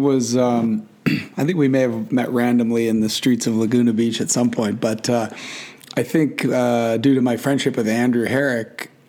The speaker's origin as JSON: {"language": "English", "town": "Kamloops", "region": "British Columbia", "country": "Canada", "tie": "born or raised there", "also_born_or_lived": "Vancouver / Vernon, British Columbia / Whistler", "said": "I was born in Vancouver and grew up in some very blue collar small towns, Vernon, British Columbia, and Kamloops, British Columbia."}